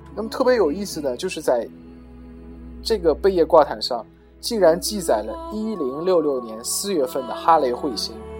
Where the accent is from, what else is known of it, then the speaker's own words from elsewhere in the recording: China; 我们中国人